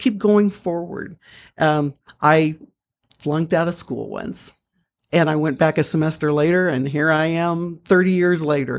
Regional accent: Missouri, United States; I'm from Missouri. I'm a Missouri mule

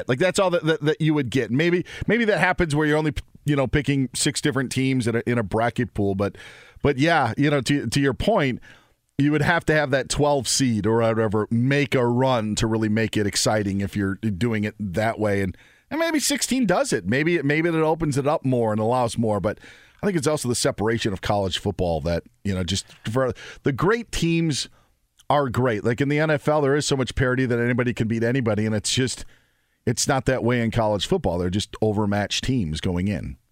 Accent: Wausau, Wisconsin, United States; also born or lived in Southern California; East Bay started about fifteen minutes from my hometown

